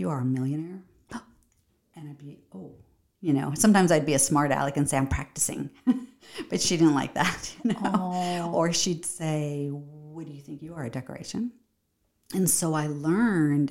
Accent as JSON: {"language": "English", "town": "Los Angeles", "region": "California", "country": "United States", "tie": "born or raised there", "said": "I have three siblings and, we were raised in the San Fernando Valley"}